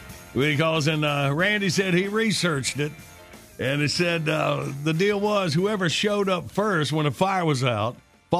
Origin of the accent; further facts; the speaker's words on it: Graham, North Carolina, United States; Well, even growing up in Graham, North Carolina, I mean, we had there was a firehouse, but it was a lot of volunteer firemen.